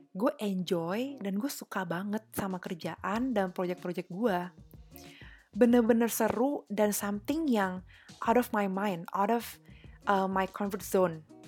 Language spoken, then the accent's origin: Indonesian; Jakarta, Indonesia; gue dari Jakarta